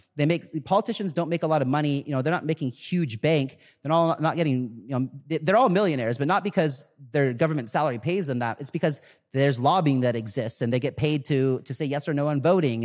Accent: United States; I'm born in America, so I'm American.

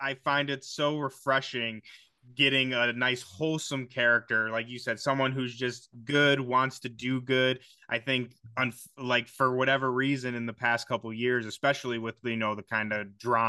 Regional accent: Chicago, Illinois, United States; I'm from Chicago.

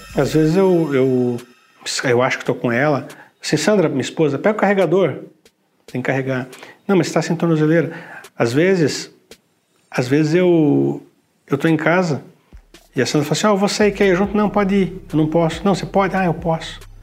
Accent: Curitiba, Paraná, Brazil; moved away as an adult; quando eu saí de Curitiba, estava muito bem na minha cidade, não queria ter saído de Curitiba

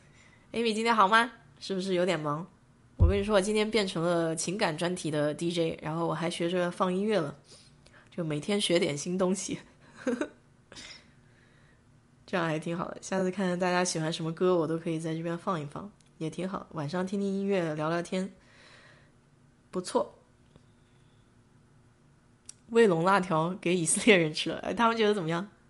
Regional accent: China; 我们中国人不吃花椒，花椒是调味料嘛

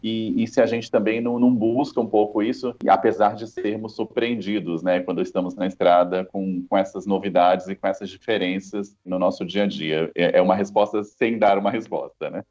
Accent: Campo Grande, Mato Grosso do Sul, Brazil; also born or lived in Salvador; now in São Paulo, Brazil; eu não, não sou paulistano, eu moro em São Paulo desde 2009, mas eu nasci em Campo Grande

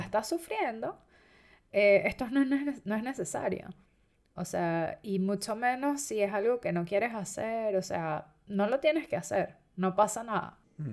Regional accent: Venezuela; moved away; independientemente de que yo haya nacido en Venezuela y que soy venezolano

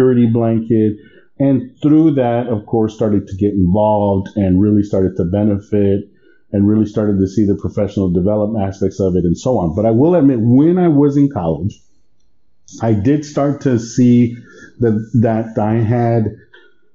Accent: Texas, United States; moved away as an adult; also born or lived in Baton Rouge, Louisiana; I didn't grow up in Mexico. My parents did, but I've been in San, I was born in the United States, in Texas.

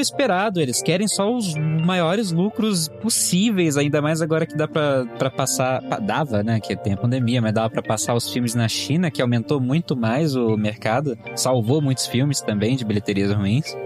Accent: Brazil; Eu sou brasileiro.

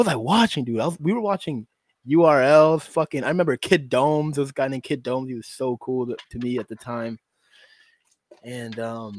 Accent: Boston, Massachusetts, United States; also born or lived in Syracuse, New York / Brockton, Massachusetts; now in Bellingham, United States; Originally Syracuse, New York. I was born. And then I moved to Boston for a greater part of my life.

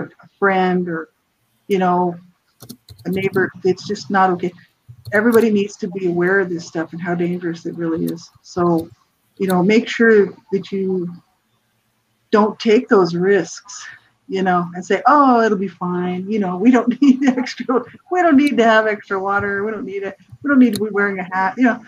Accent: New Mexico, United States; moved away; I'm from the States, from New Mexico originally

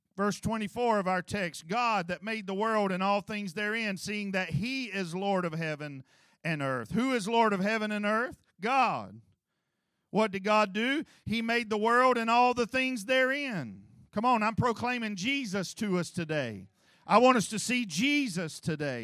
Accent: United States; I grew up in Clydeeville

